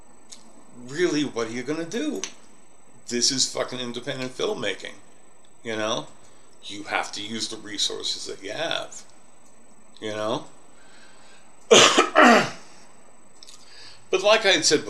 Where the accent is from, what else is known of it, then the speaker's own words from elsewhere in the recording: New York, United States; now in Colorado Springs, United States; I'm kind of a city snob. I come from New York. I'm in Colorado Springs now